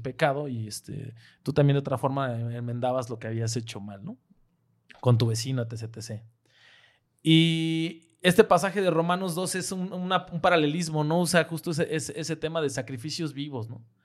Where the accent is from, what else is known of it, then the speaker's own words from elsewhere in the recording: Mexico; moved away; nosotros como mexicanos